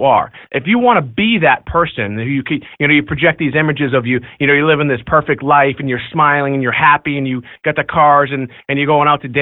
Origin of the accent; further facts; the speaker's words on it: Beverly, Massachusetts, United States; I grew up right here in Beverly, Massachusetts. I grew up in the projects